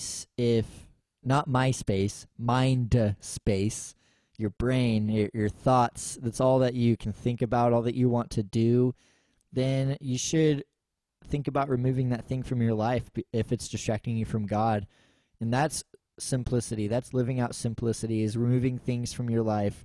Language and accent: English; United States; us as American Christians